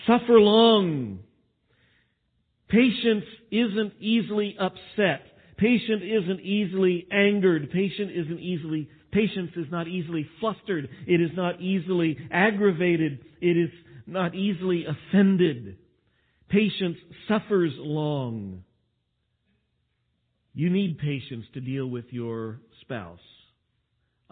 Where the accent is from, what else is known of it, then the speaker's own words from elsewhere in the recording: Texas, United States; I am from Texas and we tend to talk like this